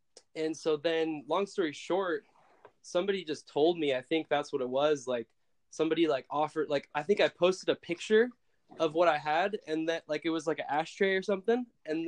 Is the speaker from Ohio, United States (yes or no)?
no; Brooklyn, New York, United States; also born or lived in Philadelphia; I was born in Philadelphia, Pennsylvania, and at the age of two, I moved to Brooklyn, New York